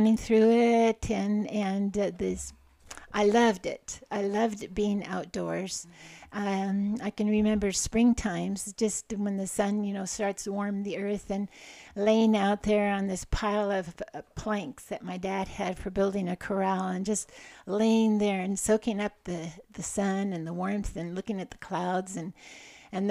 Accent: Goldendale, Washington, United States; also born or lived in Portland, Oregon; I was born in Portland, Oregon, and my parents moved to Goldendale, Washington, when I was just a toddler

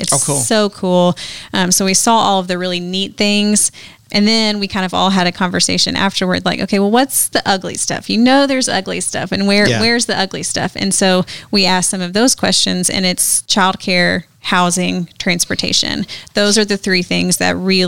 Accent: Little Rock, Arkansas, United States; moved away as an adult; now in Jackson, United States; I grew up in Little Rock, Arkansas

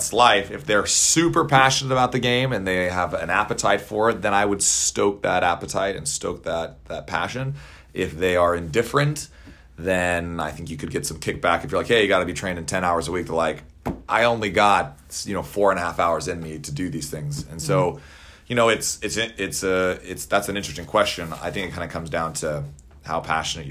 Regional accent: Littleton, Colorado, United States; moved away; also born or lived in Dallas, Texas; Grew up in Littleton, Colorado, and then moved to Dallas, Texas

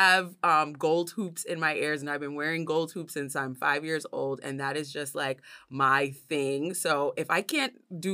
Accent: New York City, New York, United States; growing up in New York City and being the first American in my family

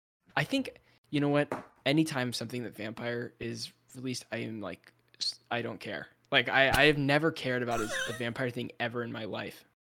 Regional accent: Bay Area, California, United States; I'm from the Bay Area

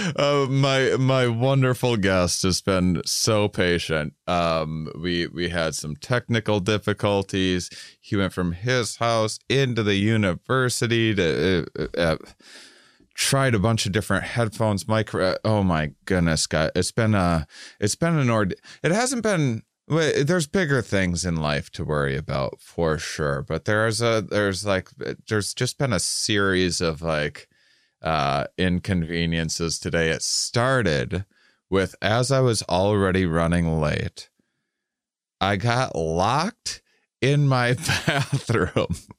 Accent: suburban Wisconsin, United States; I grew up in the Midwest, uh, uh, uh, uh, suburban in Wisconsin

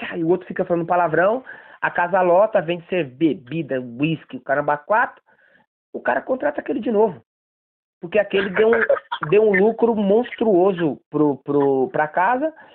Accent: Bahia, Brazil; now in São Paulo, Brazil; eu, sou baiano

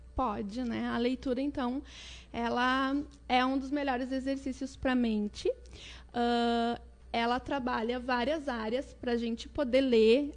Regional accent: Porto Alegre, Rio Grande do Sul, Brazil; nasci em Porto Alegre

